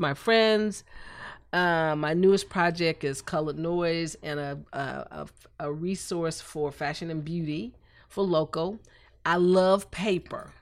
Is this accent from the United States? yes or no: yes; Columbus, Georgia, United States; now in Dallas, United States; I grew up in Columbus, Georgia